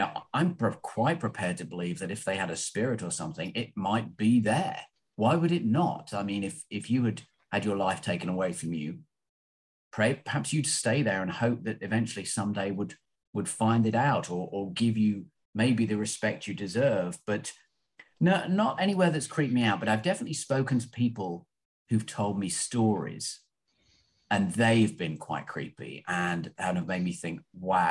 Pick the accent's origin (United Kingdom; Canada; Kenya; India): United Kingdom; London; now in Los Angeles, United States; I'm from London, obviously, or close to London